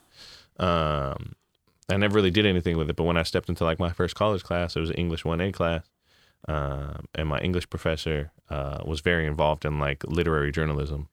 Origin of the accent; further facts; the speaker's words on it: Hayward, California, United States; I grew up in California